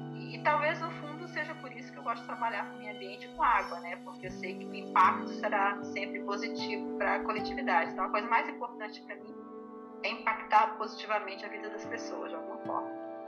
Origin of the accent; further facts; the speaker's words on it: interior of Tocantins, Brazil; also born or lived in Goiás; now in Rio de Janeiro, Brazil; Eu sou do interior do Tocantins, gente, sou do interior do Tocantins